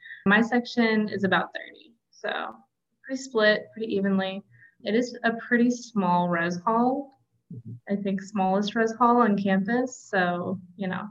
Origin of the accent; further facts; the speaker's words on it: Walla Walla, Washington, United States; I am from Walla Walla.